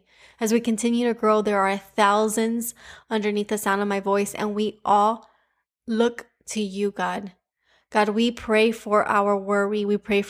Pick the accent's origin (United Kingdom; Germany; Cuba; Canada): Cuba; accent: Cuban; my Cuban accent